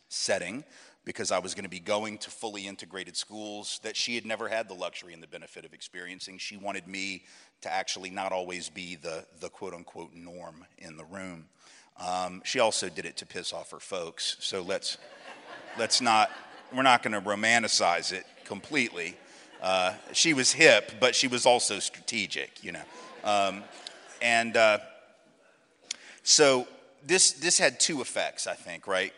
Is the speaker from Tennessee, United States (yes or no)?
yes; Nashville, Tennessee, United States; also born or lived in New Orleans; I grew up in Nashville